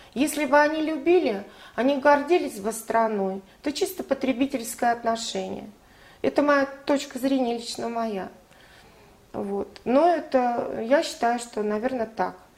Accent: Russia; я, наверное, русская, и это заложено с, э, с молоком матери

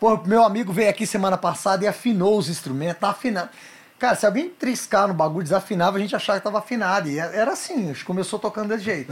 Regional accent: Brasília, Federal District, Brazil; Eu nasci no Hospital do Gama, mas eu fui criado, meu pai trabalhava

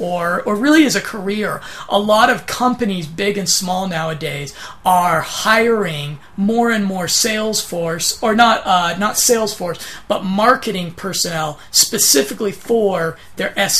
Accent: United States; accent: monotone American; my monotone American accent

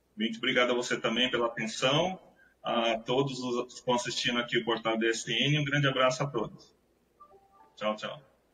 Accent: São Vicente, São Paulo, Brazil; moved away as an adult; also born or lived in Santos; eu nasci em Santos, mas sempre fui morador de São Vicente.

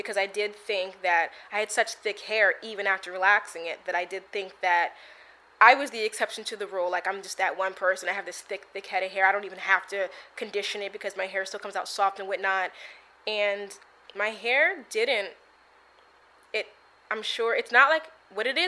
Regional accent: United States; I'm African American

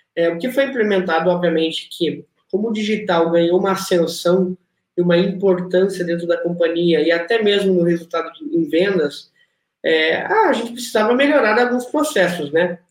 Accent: interior of Paraná, Brazil; also born or lived in Rio Grande do Sul / São Paulo; now in Rio de Janeiro, Brazil; eu vim de uma cidade do interior do Paraná

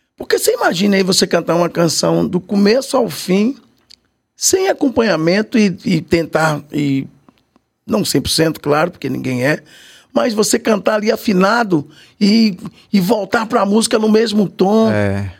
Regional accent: Salvador, Bahia, Brazil; eu morava no Saboeiro. Nasci na Vila Matos, né? Ali na, na Garibaldi, naquela região ali

